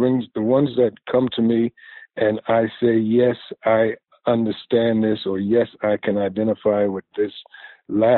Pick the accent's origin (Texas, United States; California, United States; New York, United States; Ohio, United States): New York, United States; New York City; I grew up in Greenwich Village